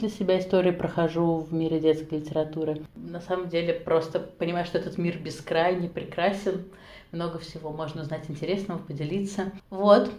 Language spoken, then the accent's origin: Russian; Nizhny Novgorod, Nizhny Novgorod Oblast, Russia; moved away as an adult; also born or lived in Saint Petersburg / Innopolis, Tatarstan / Krasnodar / Moscow; now in Tashkent, Uzbekistan; Я родилась в Нижнем Новгороде, потом жила в Петербурге, училась в магистратуре